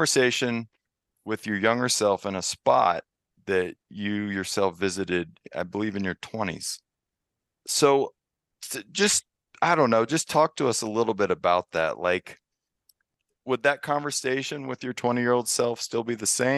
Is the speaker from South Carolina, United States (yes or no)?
yes; upstate South Carolina, United States; moved away; also born or lived in Blacksburg, Virginia / Richmond, Virginia / Fredericksburg, Virginia; I grew up in South Carolina, lived for a while in Virginia, both in Blacksburg, Richmond, and Fredericksburg